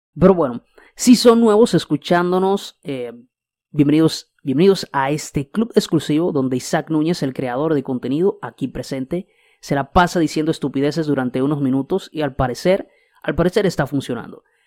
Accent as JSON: {"language": "Spanish", "country": "Dominican Republic", "said": "República Dominicana, mi isla, mi país."}